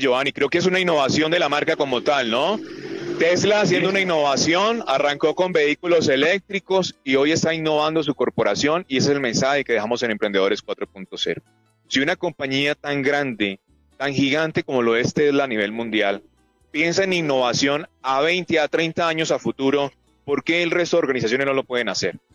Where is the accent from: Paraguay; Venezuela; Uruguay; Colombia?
Colombia; Como colombianos